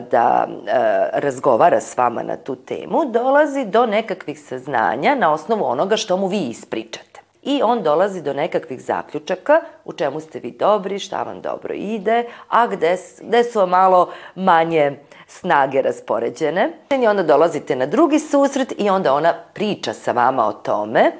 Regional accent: Novi Sad, Vojvodina, Serbia; Mnoge škole kod nas u Novom Sadu

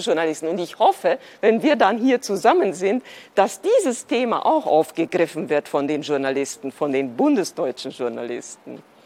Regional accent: Transylvania, Romania; moved away as an adult; also born or lived in Munich, Germany; now in Berlin, Germany; Ich bin äh, tatsächlich auch in einem plurikulturellen Land geboren, äh, nämlich in Rumänien. Ich komme aus Siebenbürgen

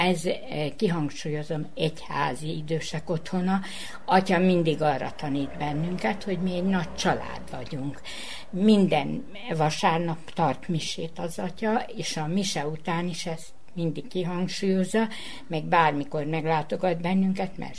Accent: Subotica, Vojvodina, Serbia; egy Szabadkáról jöttem, most pedig a Batyánium ott, idősek otthonának a lakója vagyok, másfél éve.

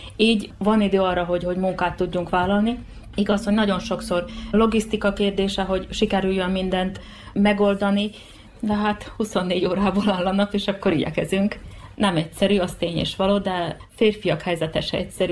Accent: Mol, Vojvodina, Serbia; born or raised there

